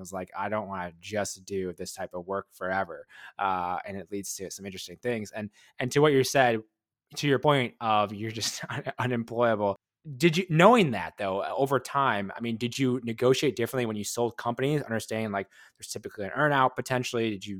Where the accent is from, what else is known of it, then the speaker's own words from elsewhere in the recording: Wisconsin, United States; I'm from Wisconsin.